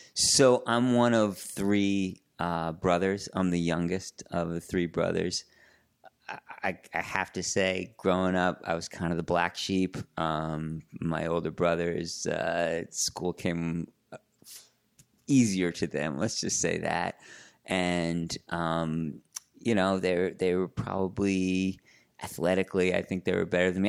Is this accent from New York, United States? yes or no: yes; Larchmont, New York, United States; I grew up in Larchmont, New York, uh, which is a little suburb just north of, uh, New York City, northeast